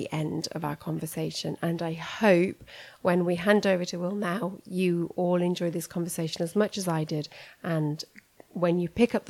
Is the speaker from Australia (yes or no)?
no; United Kingdom; moved away; As a British person living abroad